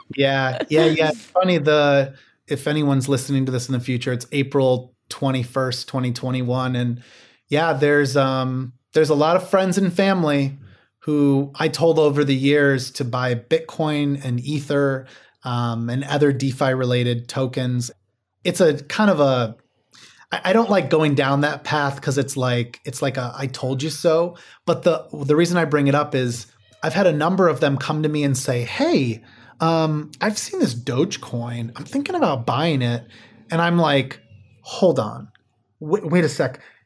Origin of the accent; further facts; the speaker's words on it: Midwest, United States; I grew up in the Midwest